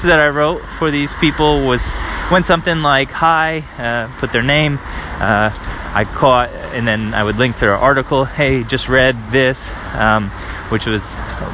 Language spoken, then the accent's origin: English; United States; moved away as an adult; now in Paris, France